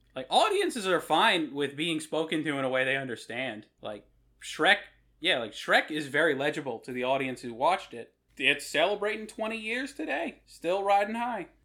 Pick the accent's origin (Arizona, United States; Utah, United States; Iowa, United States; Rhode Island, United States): Rhode Island, United States; I'm from Rhode Island